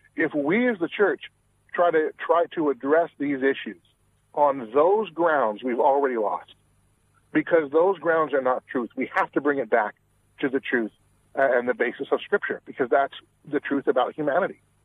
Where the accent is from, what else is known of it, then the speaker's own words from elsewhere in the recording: Washington, United States; I'm originally from Washington State